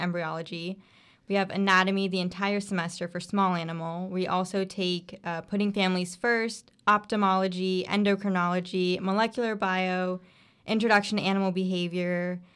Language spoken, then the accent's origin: English; Bradenton, Florida, United States; I am from Brainton, Florida